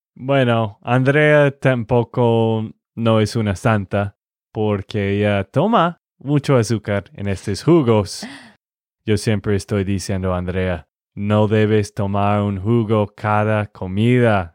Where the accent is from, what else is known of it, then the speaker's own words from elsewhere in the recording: Texas, United States; de Texas, Estados Unidos